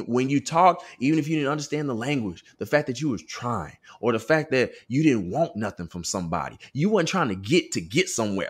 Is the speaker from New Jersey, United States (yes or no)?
no; Austin, Texas, United States; moved away as an adult; also born or lived in Southern California; growing up in West Austin, Westlake High School suburban area